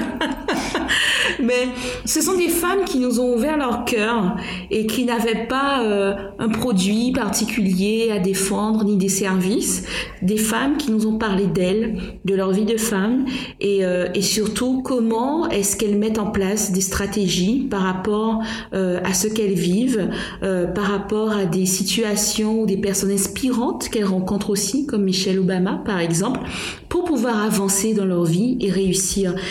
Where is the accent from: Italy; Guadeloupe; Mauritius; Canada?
Guadeloupe; nous avons chez nous en Guadeloupe